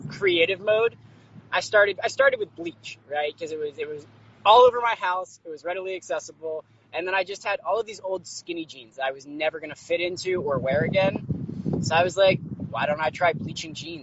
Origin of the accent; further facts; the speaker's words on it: Pennsylvania, United States; moved away as an adult; also born or lived in Massachusetts; my family's actually based out of Pennsylvania